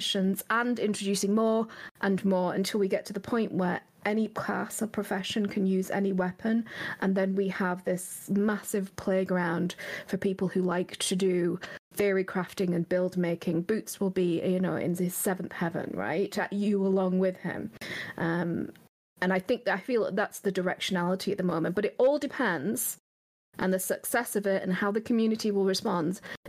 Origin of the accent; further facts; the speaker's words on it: England, United Kingdom; I'm very English